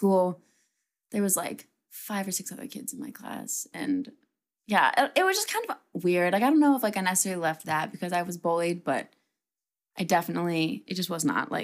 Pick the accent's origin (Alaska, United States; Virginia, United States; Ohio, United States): Ohio, United States; Cincinnati; I was raised in Cincinnati, Ohio